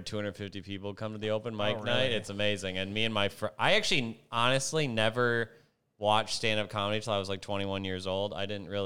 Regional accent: Minneapolis suburb, Minnesota, United States; moved away as an adult; also born or lived in Madison, Wisconsin; I'm from Minneapolis, too. I'm from, like, a suburb

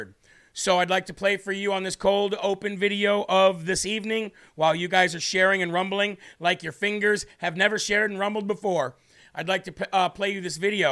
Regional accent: New Hampshire, United States; my home state of New Hampshire

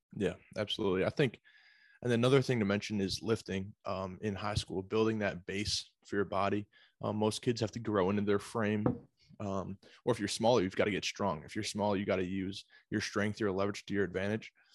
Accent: Pittsford, New York, United States; also born or lived in Buffalo, New York; originally from, uh, Pittsford, Sutherland High School out of Rochester, New York

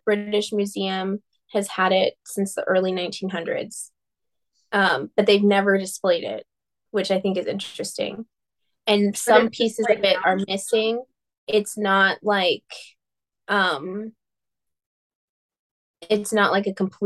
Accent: United States; accent: American; my poor American accent

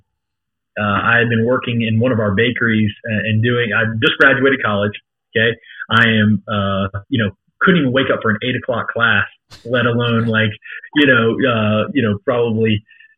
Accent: Thomasville, Georgia, United States; moved away as an adult; also born or lived in Macon, Georgia; now in Northwest Arkansas, United States; I'm originally from Southwest Georgia, a small town called Thomasville

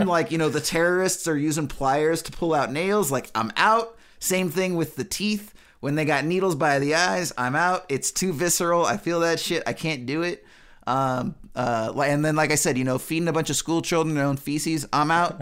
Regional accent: United States; as an American

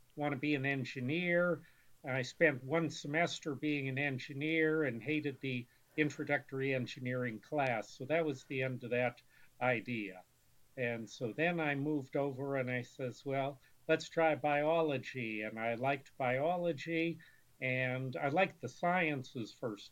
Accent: Erie, Pennsylvania, United States; was born and grew up and raised in Erie, Pennsylvania

